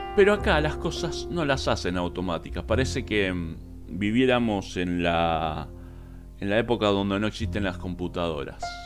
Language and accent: Spanish; Argentina; Como ciudadano argentino